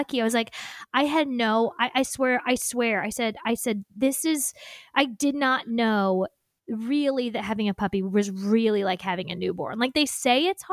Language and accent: English; Indiana, United States; accent: Indiana; moved away; when going back to Indiana, my accent, like, he's like, oh, your accent comes out